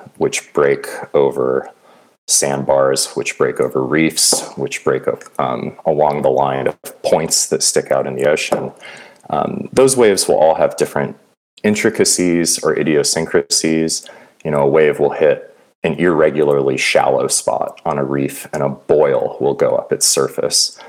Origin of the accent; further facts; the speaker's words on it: Santa Cruz, California, United States; I grew up in Santa Cruz, California